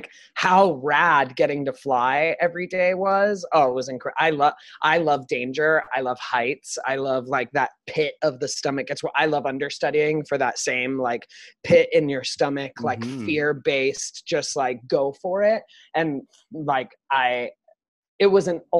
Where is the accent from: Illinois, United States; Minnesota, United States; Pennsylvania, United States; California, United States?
California, United States; Southern; moved away as an adult; now in New York, United States; I was born and raised in Southern California.